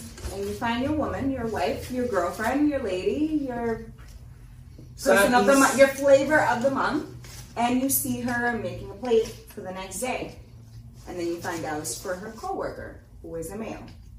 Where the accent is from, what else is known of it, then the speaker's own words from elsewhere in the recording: Bronx, New York, United States; I was just really pissed because I'm from the Bronx.